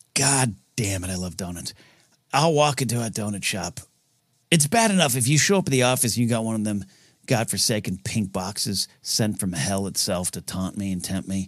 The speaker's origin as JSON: {"language": "English", "town": "San Luis Obispo", "region": "California", "country": "United States", "tie": "born or raised there", "also_born_or_lived": "Shell Beach", "moved": "as an adult", "lives_now": "Los Angeles, United States", "said": "there was a deli, uh, like a sandwich place back in my hometown that I loved when I was there in the nineties. Then I moved to L"}